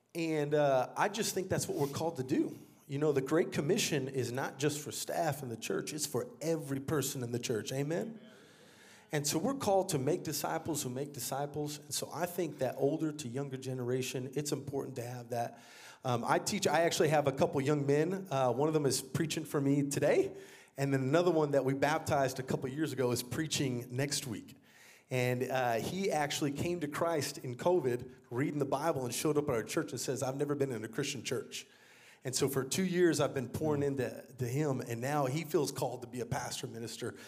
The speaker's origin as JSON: {"language": "English", "town": "San Antonio", "region": "Texas", "country": "United States", "tie": "born or raised there", "also_born_or_lived": "Dallas-Fort Worth, Texas", "moved": "as an adult", "lives_now": "Brooklyn, New York, United States", "said": "I grew up here in Texas, actually."}